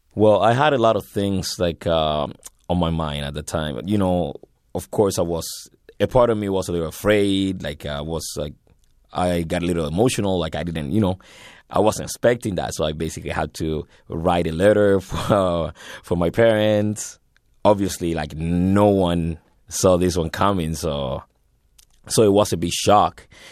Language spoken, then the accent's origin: English; Havana, Cuba; moved away as an adult; now in Canada; I was born in Havana, January seventh, uh, nineteen eighty-four